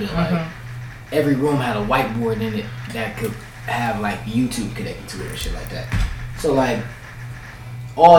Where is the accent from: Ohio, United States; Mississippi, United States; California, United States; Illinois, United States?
Ohio, United States; Cleveland; I'm from 105.